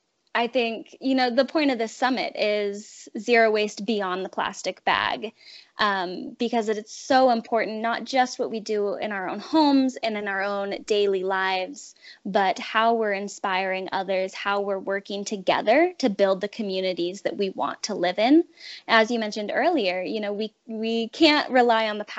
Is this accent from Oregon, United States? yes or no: yes; Salem, Oregon, United States; my hometown of Salem, Oregon